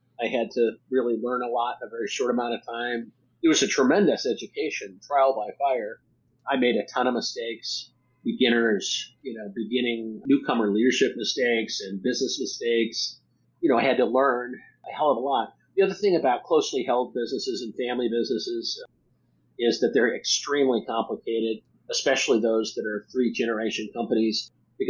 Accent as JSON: {"language": "English", "region": "Nebraska", "country": "United States", "also_born_or_lived": "Boston", "moved": "as an adult", "said": "I moved from Boston back to New York, or back to Nebraska, where my family's from"}